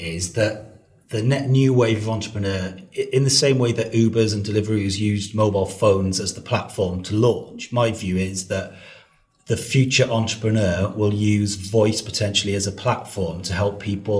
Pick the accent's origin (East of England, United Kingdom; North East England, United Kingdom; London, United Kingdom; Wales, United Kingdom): Wales, United Kingdom; I'm Welsh